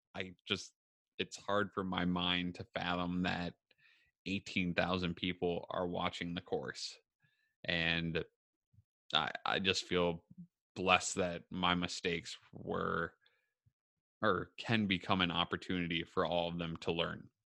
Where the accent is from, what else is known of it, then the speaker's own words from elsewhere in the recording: Minneapolis, Minnesota, United States; now in Waconia, United States; I'm from Minneapolis, Minnesota, and Southwest Metro is kinda my jam, in a way, like, that's what I know